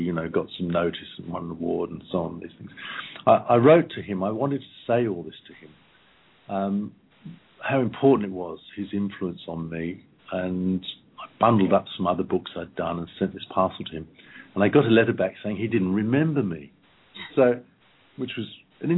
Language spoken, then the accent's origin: English; Malvern, West Midlands, United Kingdom; the Malvern Hills where I grew up in England when I was 15